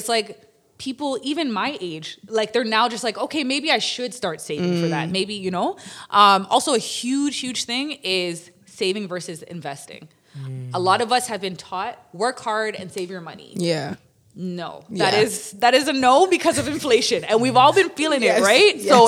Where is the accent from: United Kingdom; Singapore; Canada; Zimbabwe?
Canada; Toronto, Ontario; as a young girl, I grew up in Toronto community housing